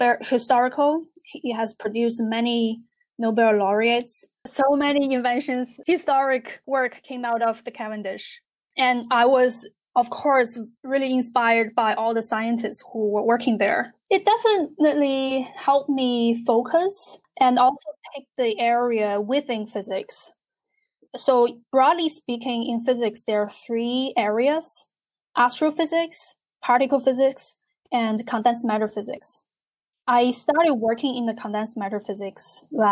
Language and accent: English; China; moved away; I grew up in China